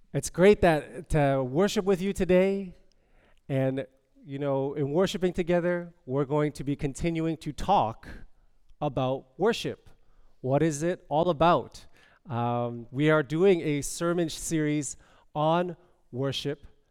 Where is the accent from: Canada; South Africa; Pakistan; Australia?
Canada; Toronto, Ontario; I am from Toronto. I am from as they call it, the six.